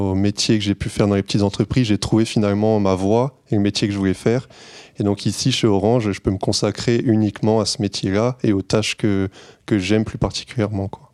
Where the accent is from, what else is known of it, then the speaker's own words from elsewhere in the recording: Clermont-Ferrand, Auvergne-Rhône-Alpes, France; moved away as an adult; now in Paris region, France; Moi, je suis pas de la région parisienne. En fait, je viens de Clermont-Ferrand.